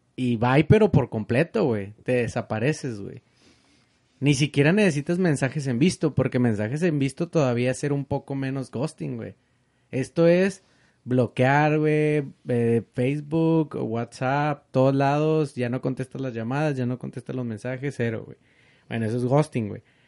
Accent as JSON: {"language": "Spanish", "country": "Mexico", "said": "Yo soy mexicano."}